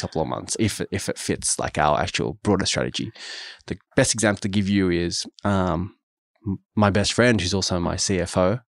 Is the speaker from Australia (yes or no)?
yes; Sydney, New South Wales, Australia; I grew up in Auburn, which is in the western suburbs of Sydney.